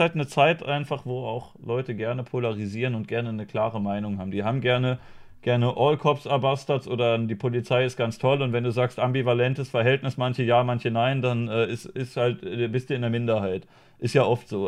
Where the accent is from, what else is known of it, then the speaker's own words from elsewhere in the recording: Germany; als Deutsche